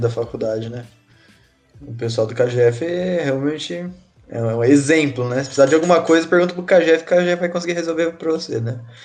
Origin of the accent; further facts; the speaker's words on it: São José do Rio Preto, São Paulo, Brazil; moved away as an adult; now in Campo Grande, Brazil; Eu sou de São Paulo, sou de São José Rio Preto.